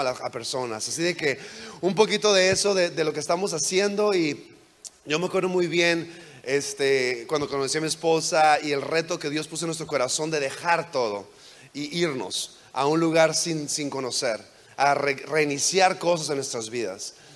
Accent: on the border with California, Baja California, Mexico; moved away as an adult; also born or lived in United States / Virginia; crecí en, en México, en la frontera con California, en México

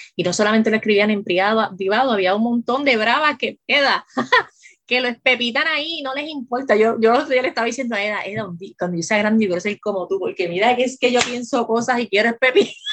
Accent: Puerto Rico; yo soy puertorriqueña

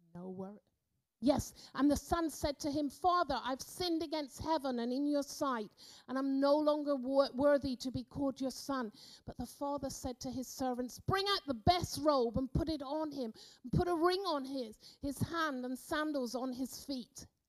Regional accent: Cornwall, South West England, United Kingdom; moved away as an adult; now in Austria; I grew up in the Methodist church down in Cornwall

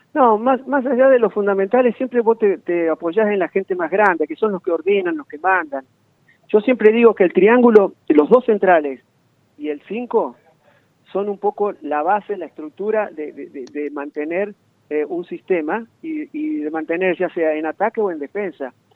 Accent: Corral de Bustos, Córdoba, Argentina; yo soy de Corral de Busto

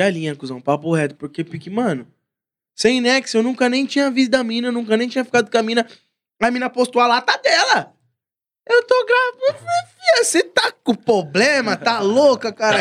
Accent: São Paulo, Brazil; Sou lá da Zaquinache lá, Zona Norte de São Paulo

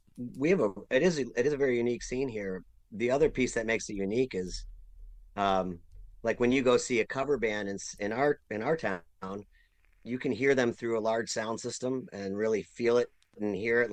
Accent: Central New York, United States; growing up in Central New York

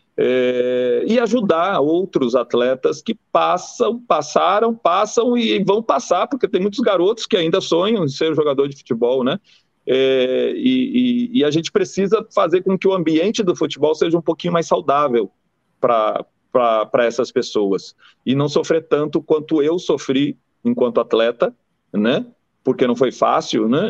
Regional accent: Rio Grande do Sul, Brazil; now in Bahia, Brazil; Eu nasci em 71 no Rio Grande do Sul, né? É um lugar muito machista, preconceituoso

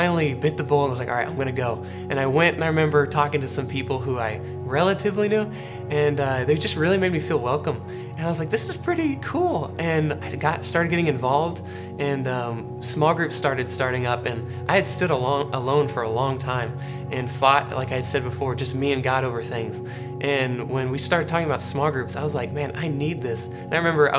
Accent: Charleston, South Carolina, United States; also born or lived in Greenville, South Carolina; I was born actually in Greenville, South Carolina, but moved to Charleston, South Carolina when I was about 5 years old

